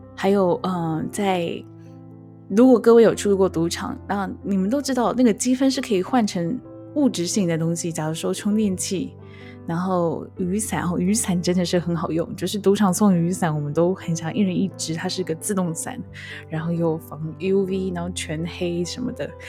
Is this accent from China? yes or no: no; Taiwan; 我们台湾人